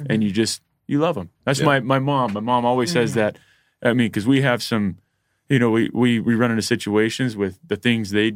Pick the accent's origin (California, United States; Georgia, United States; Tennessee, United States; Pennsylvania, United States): Georgia, United States; moved away; also born or lived in Utah; we grew up in Georgia and then we moved all around